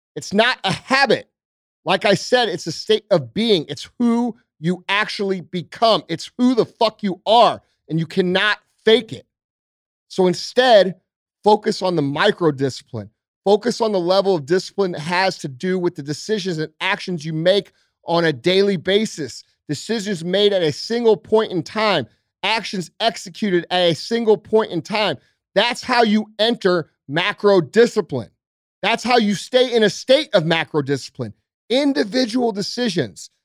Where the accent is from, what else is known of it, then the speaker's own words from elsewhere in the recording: St. Louis, Missouri, United States; I'm just a regular dude from Saint Louis, right? I'm, I'm from South County.